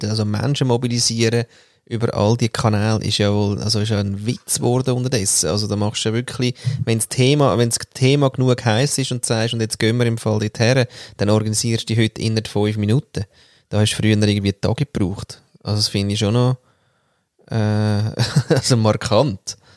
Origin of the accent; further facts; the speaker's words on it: Austria; ja, ich bin Österreicher und äh, Jahrgang 1947 und so weiter.